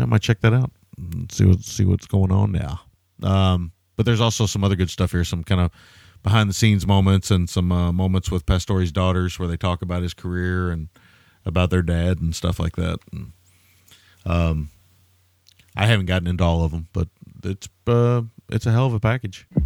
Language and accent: English; the South, United States; I grew up in the South